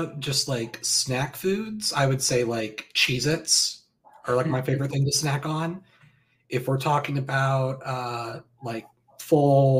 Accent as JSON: {"language": "English", "town": "Springfield", "region": "Missouri", "country": "United States", "said": "He's from the same city I am"}